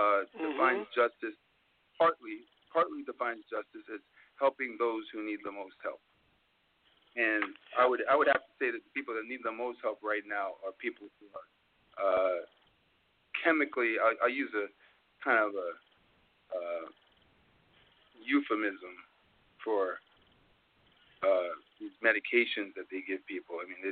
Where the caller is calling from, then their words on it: Mount Vernon, New York, United States; I'm calling from Mount Vernon, New York.